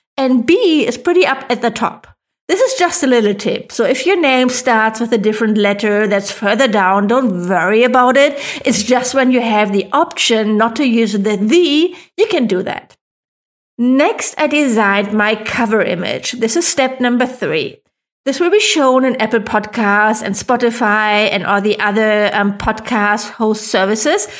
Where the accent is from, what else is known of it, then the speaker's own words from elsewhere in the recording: Germany; accent: German; English is a second language; I am not a native English speaker, I was worried that my funny German accent would be off-putting